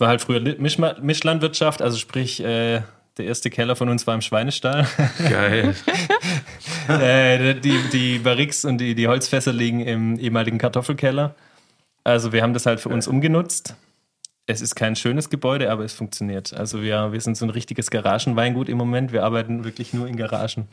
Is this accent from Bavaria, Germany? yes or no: no; Remstal, Baden-Württemberg, Germany; now in Hessigheim, Germany; Ich bin Remstäler